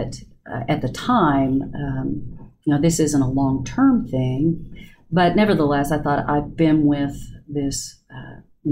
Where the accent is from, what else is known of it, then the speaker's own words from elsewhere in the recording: Del City, Oklahoma, United States; I grew up in Del City